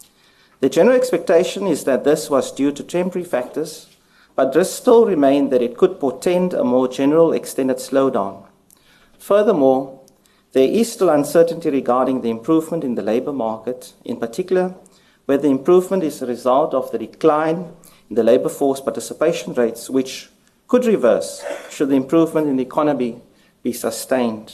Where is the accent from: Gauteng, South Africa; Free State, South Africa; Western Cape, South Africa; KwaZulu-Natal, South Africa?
Western Cape, South Africa; Cape Town; moved away; Cape Town is my hometown, and I'm always pleased to return here.